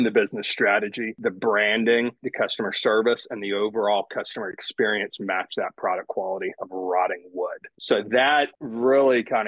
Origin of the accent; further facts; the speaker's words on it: Northwest Georgia near Chattanooga, United States; I grew up in Northwest Georgia near Chattanooga, part of a fairly poor family, large, one of eight kids